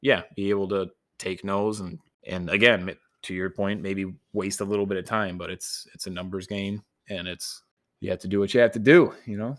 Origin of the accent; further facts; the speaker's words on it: Niles, Michigan, United States; also born or lived in Grand Rapids / Los Angeles; my small hometown of Niles